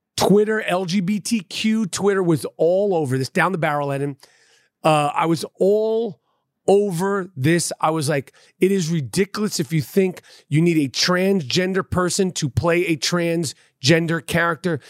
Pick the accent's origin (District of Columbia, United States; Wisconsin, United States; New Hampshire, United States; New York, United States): New York, United States; New York City; In the seventies and eighties, I grew up in New York